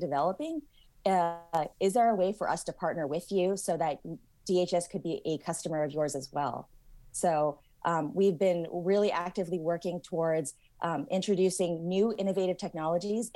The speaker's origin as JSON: {"language": "English", "area": "Silicon Valley", "region": "California", "country": "United States", "said": "I'm originally from the Silicon Valley"}